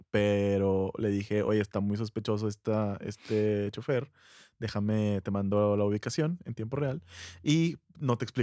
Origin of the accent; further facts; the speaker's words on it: Monterrey, Nuevo León, Mexico; ya soy regio, pues no quiero ser más regio